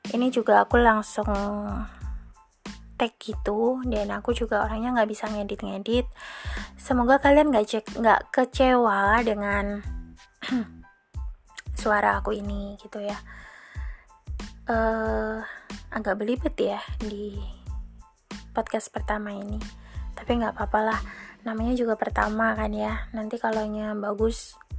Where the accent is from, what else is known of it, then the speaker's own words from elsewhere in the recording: Malang, East Java, Indonesia; now in Surabaya, Indonesia; aku asli Malang dan saat ini aku lagi stay di Surabaya.